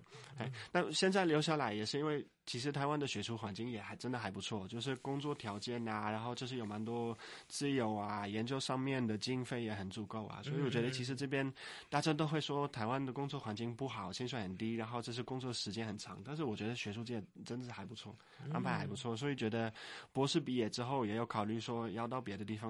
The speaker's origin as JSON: {"language": "Chinese", "country": "Netherlands", "tie": "born or raised there", "second_language": "Chinese", "lives_now": "Taiwan", "said": "我觉得我在荷兰就是那个长大的时候，我们是很强强调说你要有你自己的想法"}